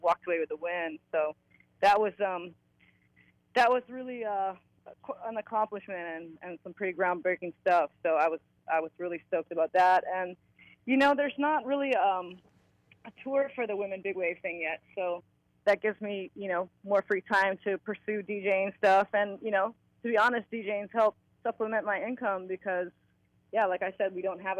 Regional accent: Hawaii, United States; I'm from Hawaii

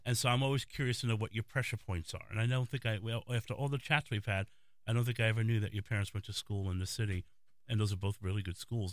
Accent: New York City, New York, United States; Being a native New Yorker, I'm from the Bronx

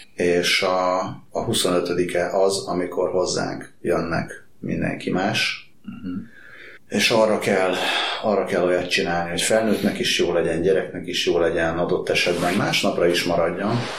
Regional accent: Hungary; Én vidéki vagyok.

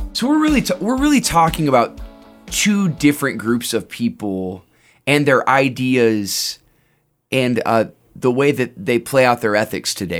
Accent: United States; as an American

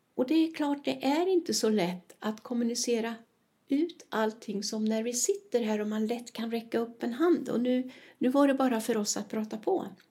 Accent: Sweden; now in Spain; jag är svenska

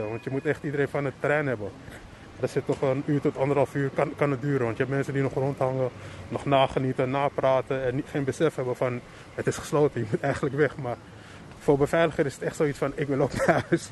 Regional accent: Amsterdam, North Holland, Netherlands; ik kom uit Amsterdam, getogen

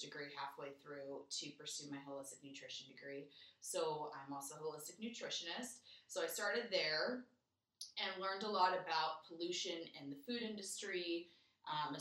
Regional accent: Southern California, United States; moved away as an adult; also born or lived in Los Angeles; now in Calgary, Canada; I'm obviously born and raised in Southern California.

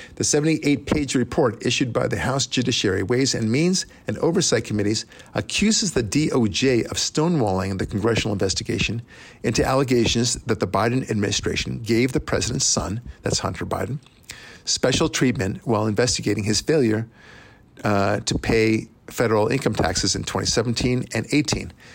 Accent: Israel; also born or lived in United States; as an Israeli, but also as an American

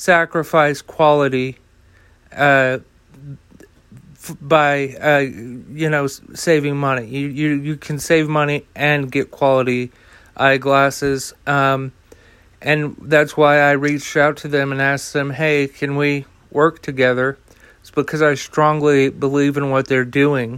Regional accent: United States; as an American

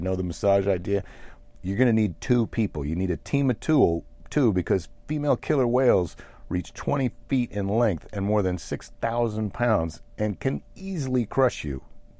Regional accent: United States; we're American entrepreneurs.

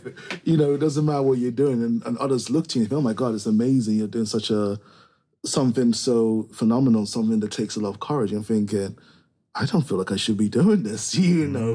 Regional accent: Nigeria; my background is I come from Nigeria

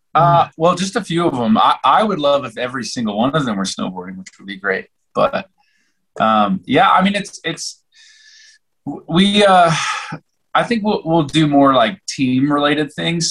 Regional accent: Oklahoma, United States; now in Colorado, United States; I'm from Oklahoma

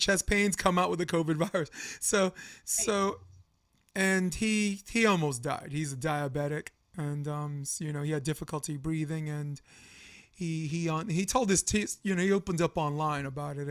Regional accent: New York, United States; I'm from New York

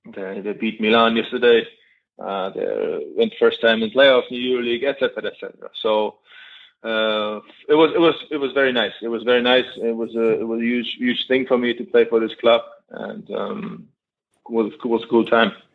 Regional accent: Germany; moved away as an adult; now in Zaragoza, Spain

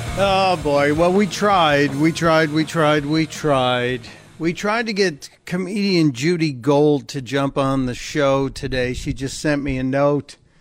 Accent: Midwest, United States; I come from the Midwest

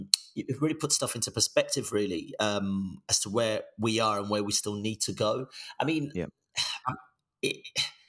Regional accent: Birmingham, West Midlands, United Kingdom; first language Yoruba; moved away as an adult; also born or lived in Nigeria / Nancy, France; now in London, United Kingdom; I grew up in a really poor part of Birmingham

